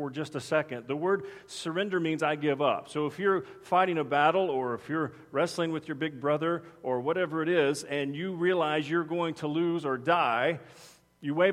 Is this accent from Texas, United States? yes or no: yes; Texas, United States; I'm from Texas